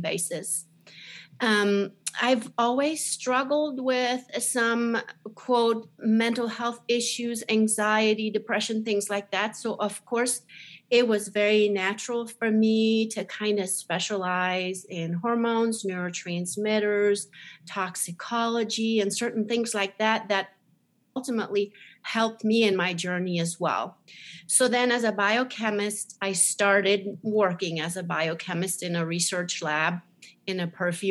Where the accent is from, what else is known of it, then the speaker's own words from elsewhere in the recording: Switzerland; moved away; also born or lived in Zurich; I was born in Switzerland, very small country in the middle of Europe